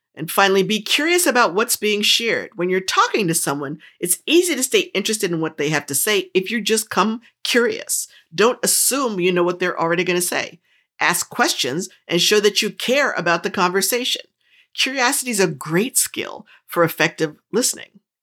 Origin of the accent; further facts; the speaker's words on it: New Jersey, United States; I grew up in New Jersey, and I talk really fast